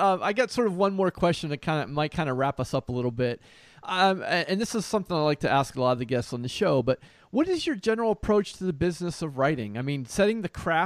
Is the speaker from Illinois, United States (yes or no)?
no; Pittsburgh, Pennsylvania, United States; also born or lived in New York / New Jersey / Nashville, Tennessee; now in Ohio, United States; I grew up in Pittsburgh, but I lived in outside of New York and New Jersey